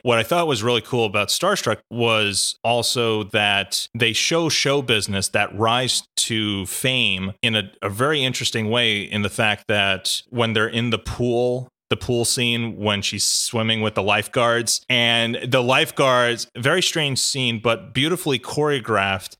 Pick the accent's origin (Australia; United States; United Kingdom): Australia; our cultural history in Australia